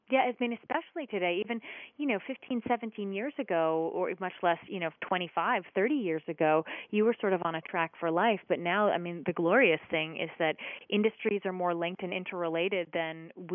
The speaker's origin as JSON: {"language": "English", "town": "Short Hills", "region": "New Jersey", "country": "United States", "tie": "born or raised there", "said": "It was a regular, a wonderful suburban town. My dad worked in the city, and my mom stayed at home and raised us."}